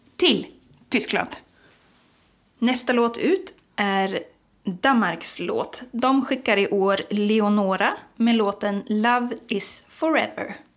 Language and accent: Swedish; Sweden; vi som deppiga svenskar